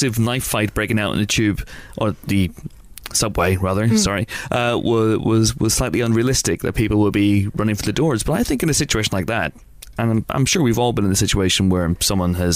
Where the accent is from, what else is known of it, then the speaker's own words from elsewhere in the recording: Northern Ireland, United Kingdom; we're Northern Irish.